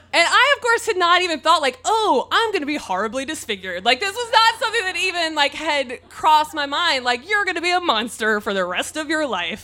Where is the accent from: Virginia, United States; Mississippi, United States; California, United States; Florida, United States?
Mississippi, United States; now in San Diego, United States; I'm from Mississippi